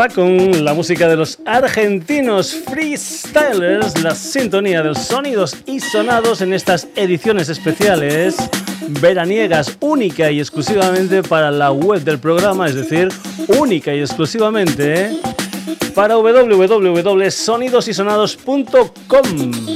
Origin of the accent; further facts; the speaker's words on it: Spain; somos más españoles que la tortilla de patatas